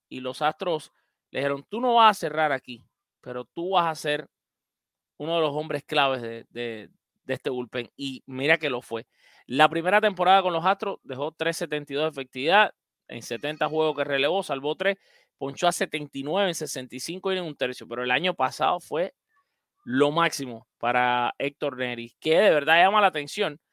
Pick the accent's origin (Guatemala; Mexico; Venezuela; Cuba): Cuba; now in Miami, United States; mi tierra, Cuba